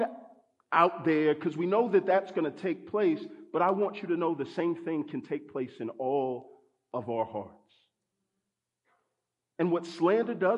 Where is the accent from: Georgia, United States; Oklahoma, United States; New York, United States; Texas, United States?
Texas, United States; I grew up in Texas, so we used to go to the Texas State Fair